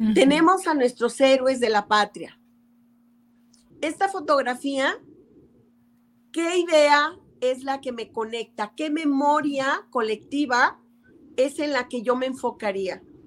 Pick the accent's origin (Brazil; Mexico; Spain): Mexico; las festividades que nos une como mexicanos